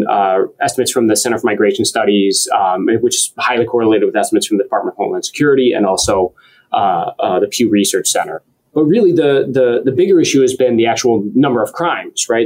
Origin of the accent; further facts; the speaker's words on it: Roseville, Michigan, United States; moved away as an adult; also born or lived in Detroit, Michigan / Pennsylvania / Indiana / Washington, D.C.; now in Wisconsin, United States; I was born in Detroit. I grew up just north of the city. So originally, I was raised in Roseville, Michigan